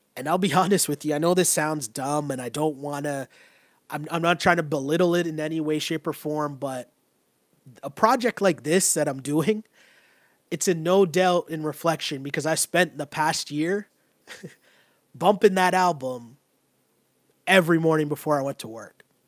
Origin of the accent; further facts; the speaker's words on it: Toronto, Ontario, Canada; I grew up in Toronto.